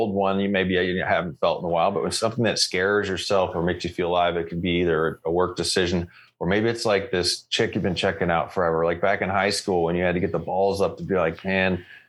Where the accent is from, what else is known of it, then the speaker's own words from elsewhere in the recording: United States; now in Canada; I'm American. Where's the DMV? Anyway, I'm also Canadian.